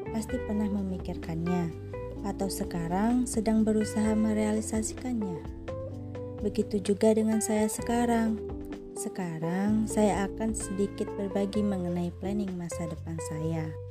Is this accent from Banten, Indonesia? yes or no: no; Pagar Alam, South Sumatra, Indonesia; saya berasal dari Pagaralam, Sumatera Selatan